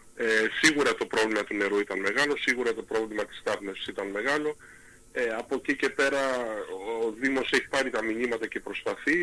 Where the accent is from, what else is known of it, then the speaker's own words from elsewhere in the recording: Lemnos, North Aegean, Greece; είμαστε από τη Λίμνο